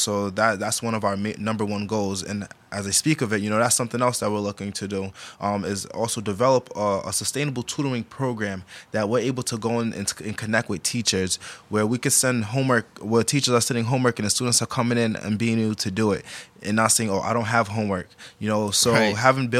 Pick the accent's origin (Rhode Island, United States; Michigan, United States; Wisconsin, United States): Rhode Island, United States; Providence; born or raised there